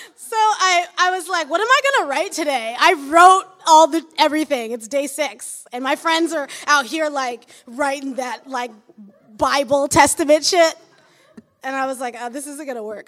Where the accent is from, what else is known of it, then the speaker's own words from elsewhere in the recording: Michigan, United States; moved away as an adult; now in Brooklyn, United States; I'm from Michigan